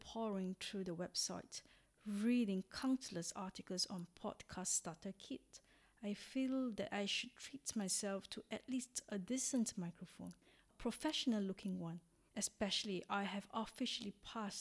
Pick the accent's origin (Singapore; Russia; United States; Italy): Singapore; moved away as an adult; also born or lived in Hong Kong; now in Arcy, France; I am originally from Singapore, a little country in Southeast Asia, and have been living in France for 4 years since 2016